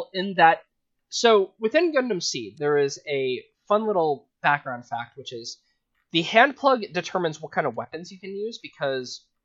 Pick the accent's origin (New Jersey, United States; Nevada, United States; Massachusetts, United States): Nevada, United States; Las Vegas; moved away; I'm from Vegas